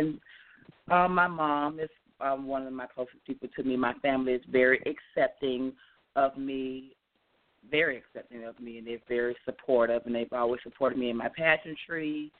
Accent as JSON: {"language": "English", "town": "Jacksonville", "region": "Florida", "country": "United States", "tie": "born or raised there", "moved": "as an adult", "lives_now": "Orlando, United States", "said": "I'm 29 years old, and I've been entertaining since I was 16 years old. I was born and raised in Jacksonville, Florida, and I've been residing in Orlando, Florida for about 5.5 years now."}